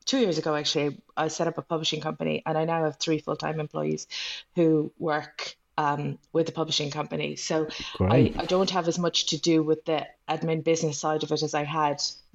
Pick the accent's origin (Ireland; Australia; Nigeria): Ireland; I'm Irish, and I write mostly Irish.